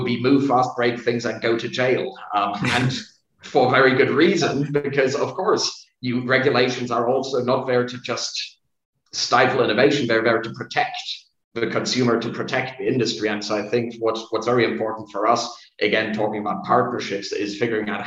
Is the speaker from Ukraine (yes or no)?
no; Germany; I'm not Vietnamese by origin. I was born in Germany